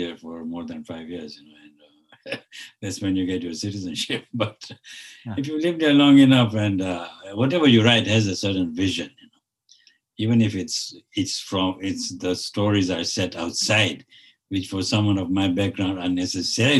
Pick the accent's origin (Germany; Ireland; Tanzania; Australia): Tanzania; moved away as an adult; also born or lived in United States / Canada; now in Toronto, Canada; I live here, but you know, I came from Tanzania. You know, I lived in the United States. My grandparents came from India